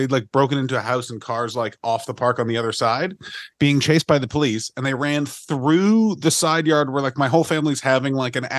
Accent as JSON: {"language": "English", "town": "Ottawa", "region": "Ontario", "country": "Canada", "tie": "born or raised there", "said": "my hometown of Ottawa"}